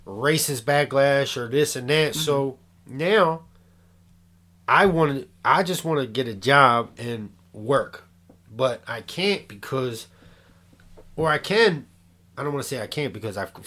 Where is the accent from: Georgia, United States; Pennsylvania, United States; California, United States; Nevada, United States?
Pennsylvania, United States; Philadelphia; now in Bridgeton, United States; I'm from Northeast Philadelphia